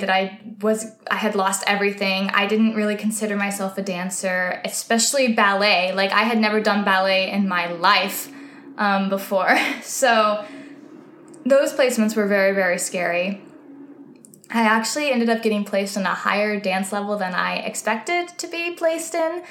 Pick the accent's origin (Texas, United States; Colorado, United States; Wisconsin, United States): Texas, United States; White Oak; moved away as an adult; now in New York, United States; I'm from White Oak.